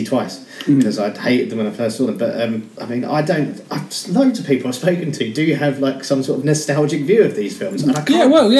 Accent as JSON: {"language": "English", "area": "Medway towns", "region": "South East England", "country": "United Kingdom", "tie": "born or raised there", "said": "I grew up in the Medway towns. It was tough."}